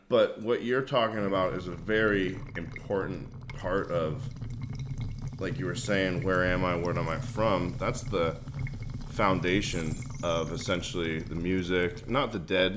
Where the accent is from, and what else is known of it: Marin County, California, United States; born or raised there; also born or lived in San Francisco